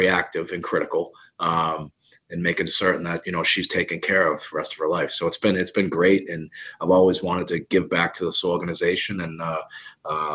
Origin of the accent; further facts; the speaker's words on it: Boston, Massachusetts, United States; being a Bostonian and coming from Boston